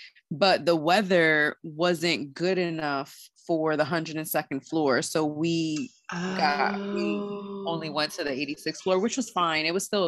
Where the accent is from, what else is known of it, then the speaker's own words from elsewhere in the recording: New York City, New York, United States; as a New Yorker, I've never done any of the touristy things.